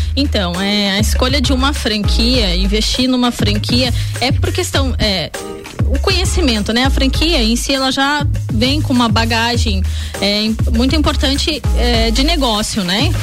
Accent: Lages, Santa Catarina, Brazil; sou lagiana, nasci sim, em Lages, amo essa cidade

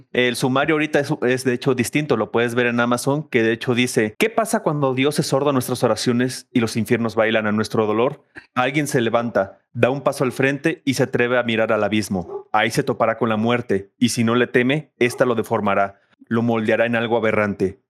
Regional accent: Ciudad Guzmán, Jalisco, Mexico; soy oriundo de Ciudad Guzmán, Jalisco

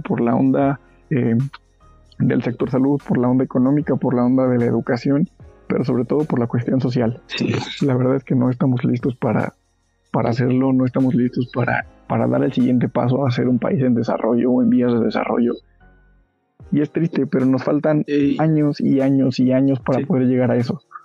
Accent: Mexico; now in Pachuca, Mexico; los que somos del Estado de México o de la ciudad

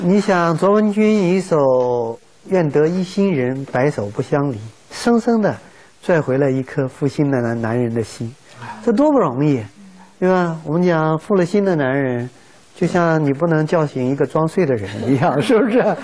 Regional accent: China; 我们中国人礼仪之邦

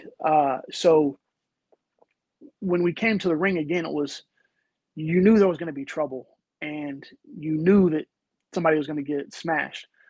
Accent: the South, United States; I grew up in the South

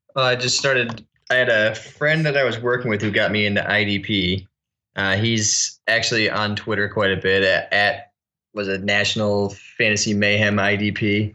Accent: Connecticut, United States; I was from Connecticut

